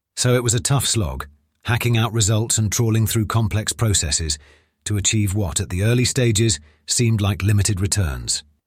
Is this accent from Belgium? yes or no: no; United Kingdom; when I returned to the U K